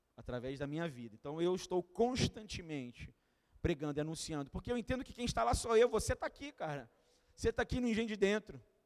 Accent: Duque de Caxias, Rio de Janeiro, Brazil; eu sou de Caxias

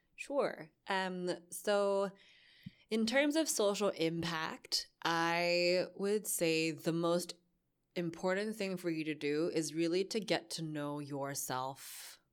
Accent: Boston, Massachusetts, United States; moved away as an adult; also born or lived in New York; now in Hong Kong; I was born in Boston

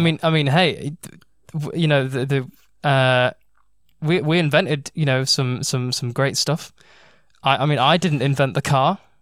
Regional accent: United Kingdom

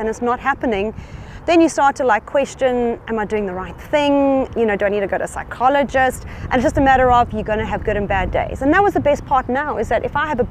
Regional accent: South Africa; being a South African passport holder myself

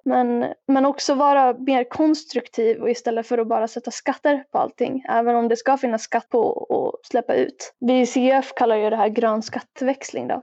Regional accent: Rättvik, Dalarna County, Sweden; now in Falun, Sweden; jag kommer ju från Rättvik egentligen, jag bor i Falun nu

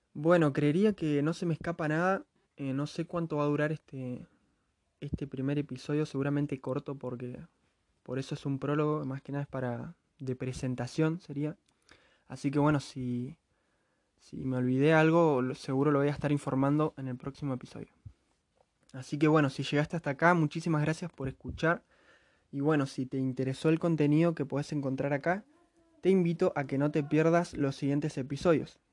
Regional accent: Neuquén, Argentina; soy de Neuquén, Argentina

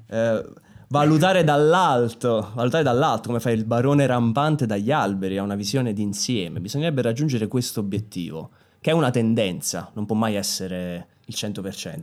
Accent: Naples, Campania, Italy; sono napoletano

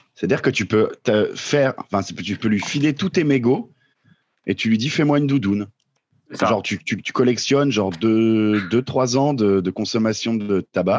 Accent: Vosges / Jura, Grand Est, France; c'est pas loin de là d'où je viens aussi, les Vosges

